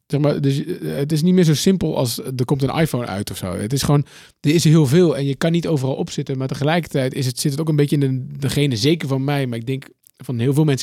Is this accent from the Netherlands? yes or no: no; Austin, Texas, United States; dus ik kom dus uit Austin, uh, South West, En dan, ja. er zijn zoveel dingen die je kunt doen.